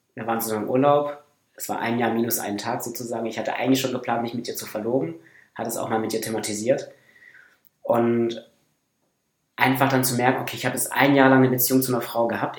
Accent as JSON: {"language": "German", "area": "Northern Black Forest", "region": "Baden-Württemberg", "country": "Germany", "moved": "yes", "said": "komme aus dem Nordschwarzwald"}